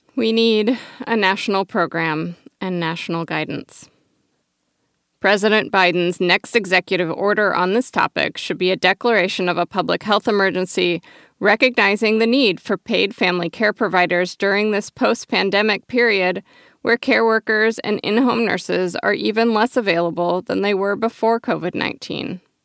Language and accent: English; Oregon, United States; My home state of Oregon